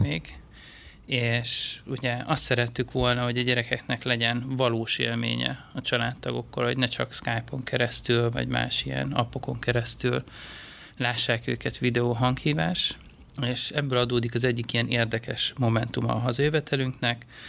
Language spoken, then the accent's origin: Hungarian; Hungary; moved away as an adult; also born or lived in Asia